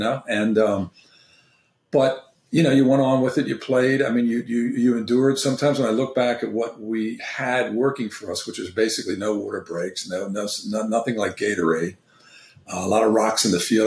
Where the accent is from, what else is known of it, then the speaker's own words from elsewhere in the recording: Maryland, United States; I'm originally from Maryland, so I was involved in all those sports